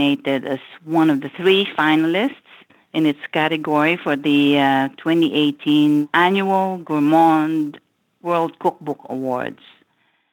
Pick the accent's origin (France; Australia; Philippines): Philippines; moved away as an adult; now in United States; I grew up in the Philippines and I moved to the U.S. when I was 29